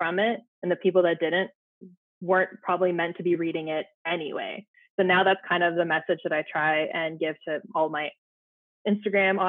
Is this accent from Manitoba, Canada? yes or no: no; Ottawa, Ontario, Canada; moved away as an adult; now in Saskatchewan, Canada; I had moved from Ottawa, my hometown, to a very small town in Saskatchewan